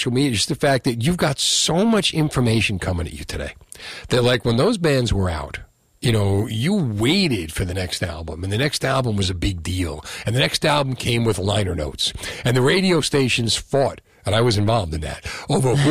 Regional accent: Union City, New Jersey, United States; I'm from Union City

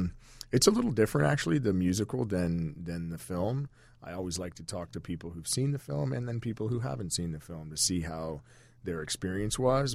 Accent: Virginia, United States; also born or lived in Washington, D.C.; I was born in Washington, D.C., but my mother and father were living in a little stone house in Northern Virginia on the side of a mountain

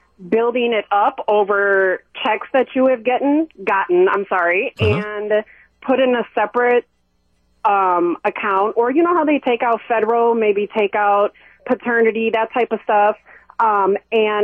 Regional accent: Milwaukee, Wisconsin, United States; moved away as an adult; now in Phoenix, United States; I grew up in Milwaukee

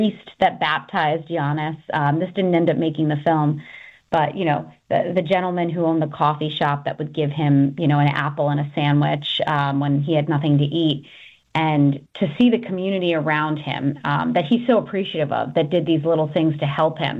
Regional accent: New York, United States; I'm from New York

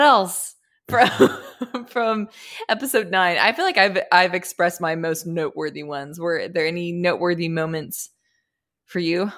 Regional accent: Austin, Texas, United States; growing up in Austin, Texas

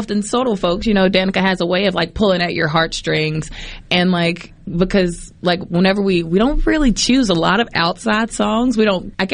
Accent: Poplarville, Mississippi, United States; moved away; also born or lived in New Orleans; We grew up singing gospel in church, but we grew up in Poplarville, Mississippi.

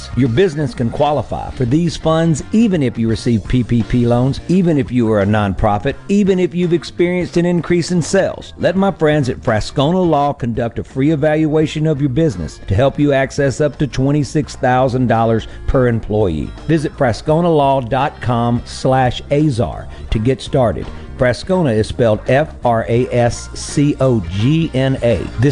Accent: Greenville, Mississippi, United States; I am from Greenville, Mississippi

